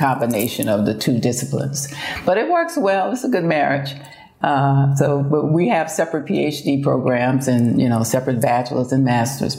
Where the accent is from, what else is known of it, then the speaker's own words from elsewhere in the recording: Baton Rouge, Louisiana, United States; I grew up, you might say, on the campus of Southern University